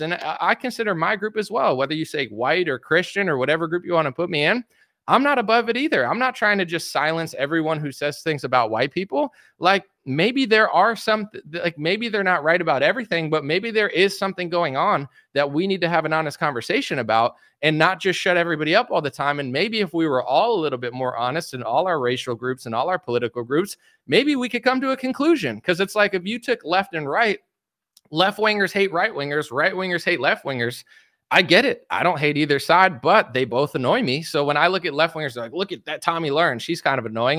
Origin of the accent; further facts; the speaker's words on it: United States; I'm American